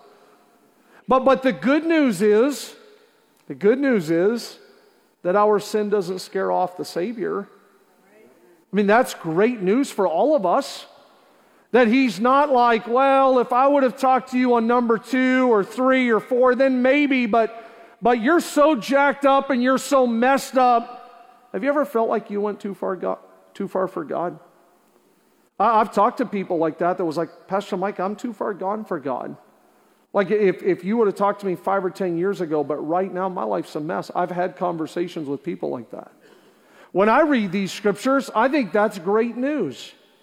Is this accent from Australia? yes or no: no; Canada; also born or lived in Juniper, New Brunswick / Zealand, New Brunswick / Montreal; not only am I born and raised in Canada, but a lot of my early years, my dad lived in small areas, places like Zeeland and Juniper, 500 people, 700 people. As I got older, we took a church in Montreal